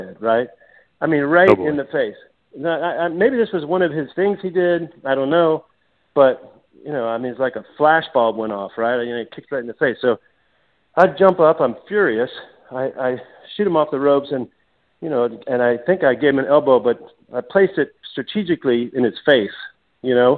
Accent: United States; I'm an American kid over there

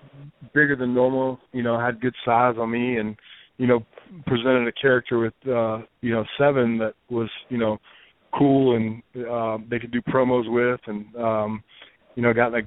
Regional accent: Memphis, Tennessee, United States; moved away; I grew up in Memphis. So, I mean, you know, I, you know, now that I live away from Memphis

